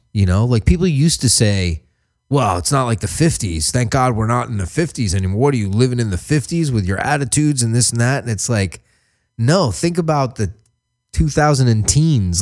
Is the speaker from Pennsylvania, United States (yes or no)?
no; New York, United States; I grew up in New York